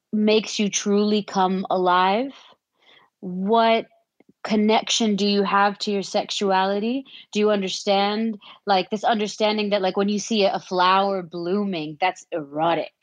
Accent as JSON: {"language": "English", "country": "Saudi Arabia", "tie": "born or raised there", "said": "I was born and raised in Saudi Arabia"}